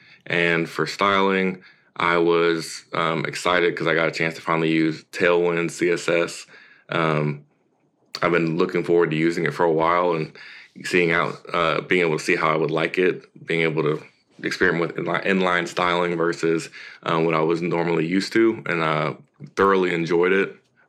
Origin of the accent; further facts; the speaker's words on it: Tennessee, United States; also born or lived in California; So, I mean, I was born in California, and I moved around a good bit before I got to Tennessee, but the majority of my life I spent in Tennessee.